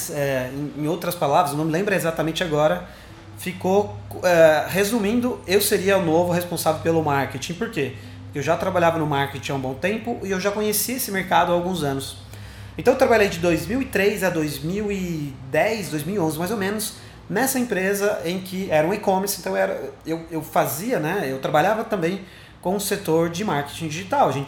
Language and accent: Portuguese; Sorocaba, São Paulo, Brazil; quando eu falo que eu sou aqui de Sorocaba, caraca, não sabia que você era daqui. Bom, eu moro aqui há um bom tempo, é, eu tenho 28 anos, eu sou formado em publicidade aqui em Sorocaba mesmo.